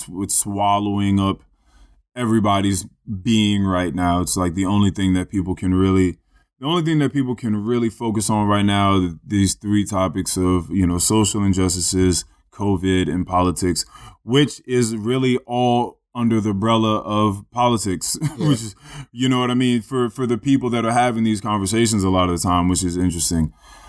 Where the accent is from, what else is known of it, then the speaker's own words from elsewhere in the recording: United States; Like, I'm an American. I have my fucking rights.